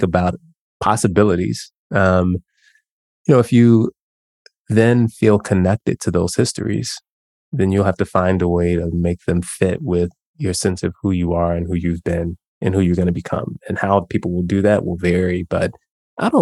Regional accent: Chicago, Illinois, United States; also born or lived in Mississippi; I grew up in Chicago

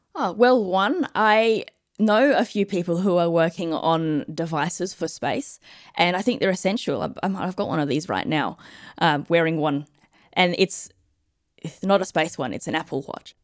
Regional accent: Australia; I'm Australian

